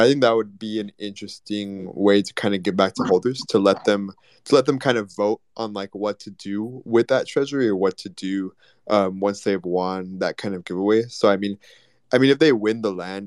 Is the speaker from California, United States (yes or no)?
no; Texas, United States; we're from Texas